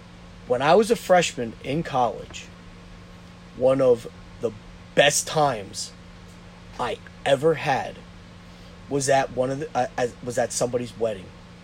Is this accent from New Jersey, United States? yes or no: yes; New Jersey, United States; moved away; they called me … out there mm-hmm. because I was from New Jersey.